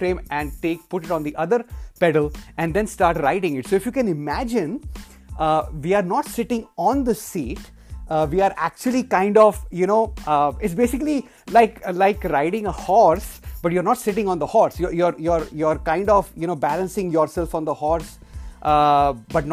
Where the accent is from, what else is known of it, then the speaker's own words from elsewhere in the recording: India; moved away; when I was growing up in India